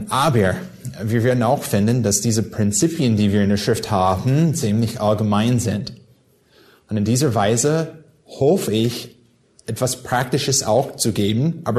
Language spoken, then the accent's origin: German; California, United States; ich komme aus Südkalifornien.